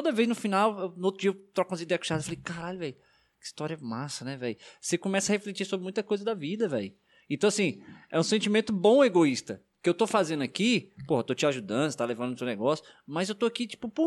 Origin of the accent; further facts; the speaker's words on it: Brasília, Federal District, Brazil; Sou de lá, irmão.